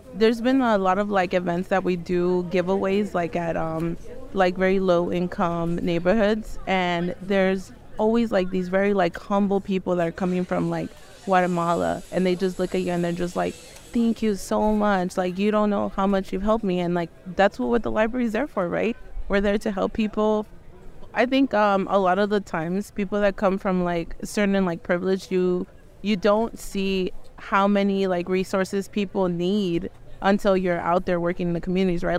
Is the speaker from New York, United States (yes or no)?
no; Los Angeles, California, United States; I'm from Los Angeles, California